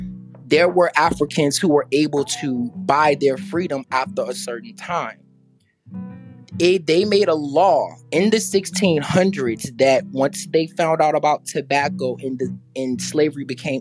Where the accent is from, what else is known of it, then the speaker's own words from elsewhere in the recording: Virginia, United States; moved away; originally I am from Virginia. And what's also so amazing is that a part of my family is actually from this area of Southampton County, Franklin, Virginia